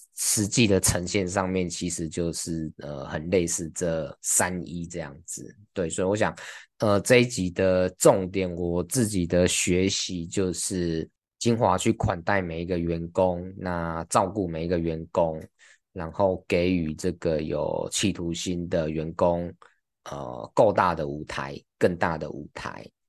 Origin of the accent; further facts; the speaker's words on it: Taiwan; 我们台湾人